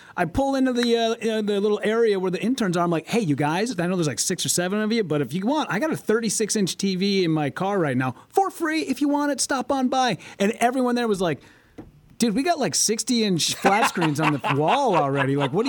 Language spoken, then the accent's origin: English; La Crosse, Wisconsin, United States; now in Minneapolis, United States; But I do remember when I first came to Minneapolis, because I came from La Crosse, Wisconsin